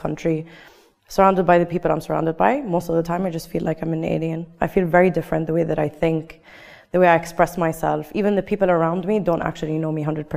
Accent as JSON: {"language": "English", "country": "United Arab Emirates", "first_language": "English", "said": "communicating with locals, with Emiratis, was very hard for me. And my first language is English"}